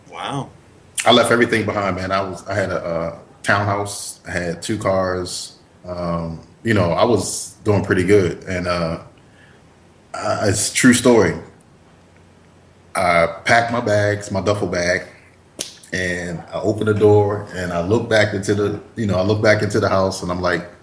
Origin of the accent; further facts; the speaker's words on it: East Coast, United States; also born or lived in Spain / Florida / New York / New Jersey; I grew up on the East Coast, even though I was born in Spain because my dad was in the military.